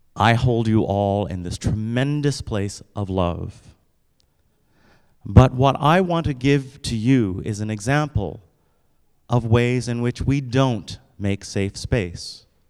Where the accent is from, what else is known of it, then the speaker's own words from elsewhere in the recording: United States; I wake up and I'm a black guy every single day. Which comes with some stuff here in the United States